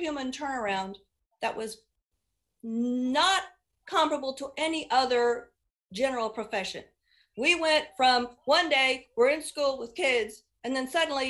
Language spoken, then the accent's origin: English; Indianapolis, Indiana, United States; now in Hancock County, United States; I grew up on the Near East Side of Indy in Marion County